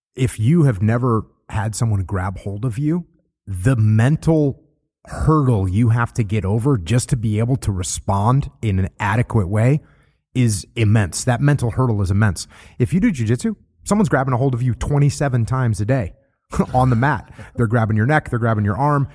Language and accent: English; New England, United States; moved away; I grew up surfing in New England, and it's freezing cold